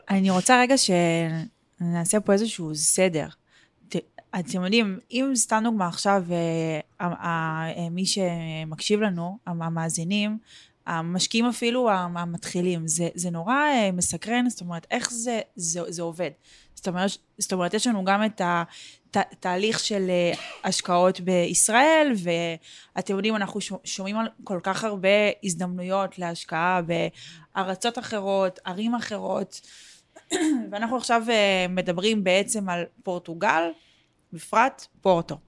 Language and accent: Hebrew; Israel; moved away as an adult; now in Porto, Portugal; אנחנו ארבעה ישראלים שגרים בפורטו